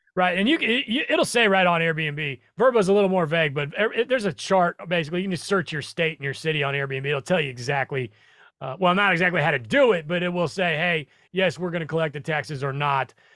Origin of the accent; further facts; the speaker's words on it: Nebraska, United States; I'm from Nebraska, not that far away.